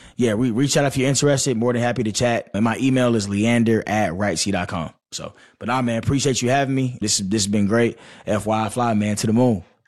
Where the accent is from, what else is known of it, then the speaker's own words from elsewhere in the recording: Stone Mountain, Georgia, United States; I'm from Snow Mountain, Georgia.